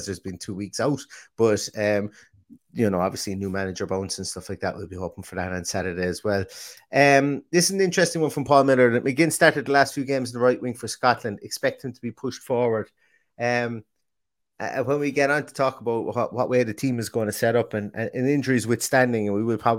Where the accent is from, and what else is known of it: Limerick, Munster, Ireland; born or raised there; moved away